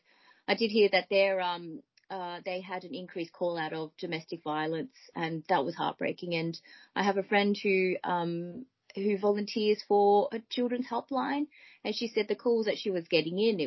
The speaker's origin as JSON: {"language": "English", "town": "Melbourne", "region": "Victoria", "country": "Australia", "moved": "yes", "lives_now": "United Kingdom", "said": "I am originally from Melbourne, Australia"}